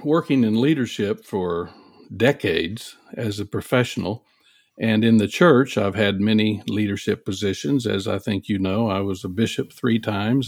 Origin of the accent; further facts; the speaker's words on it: Oklahoma, Texas, the South, United States; I grew up in Oklahoma, Texas